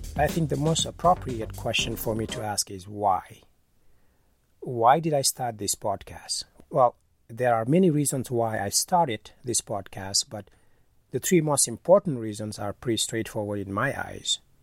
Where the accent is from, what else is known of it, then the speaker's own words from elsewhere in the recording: Senegal; moved away; I'm originally from Senegal